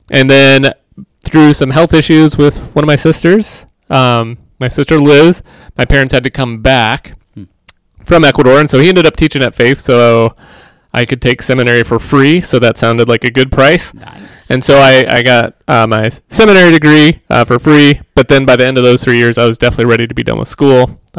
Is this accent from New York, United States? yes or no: no; Indiana, United States; born there; also born or lived in Nebraska / Washington D.C.; So uh, I was born in Indiana, and then we moved to Nebraska where he went to school, and then we moved out to right outside of Washington D.C. till I was about six